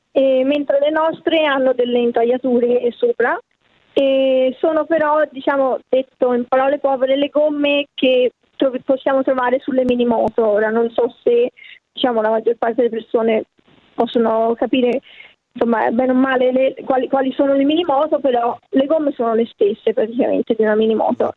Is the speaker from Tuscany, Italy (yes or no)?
yes; Florence, Tuscany, Italy; io sono di Firenze